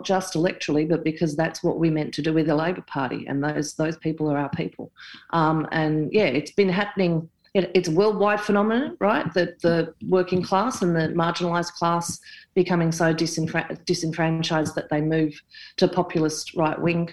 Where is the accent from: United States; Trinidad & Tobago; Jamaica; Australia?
Australia; Moe, Victoria; moved away; I grew up in Baldwin, the first 9 years on Australia, I was in Moe.